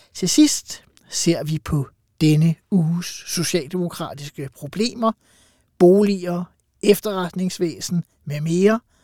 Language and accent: Danish; Farum, Capital Region of Denmark, Denmark; jeg er fra Farum, altså har ja. levet med en øh, borgmester Brikstofte